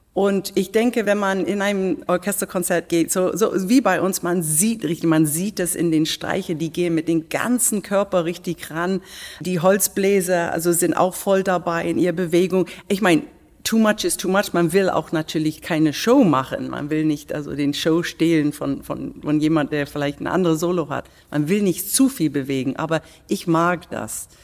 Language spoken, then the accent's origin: German; England, United Kingdom; German is a second language; now in Berlin, Germany; als Engländerin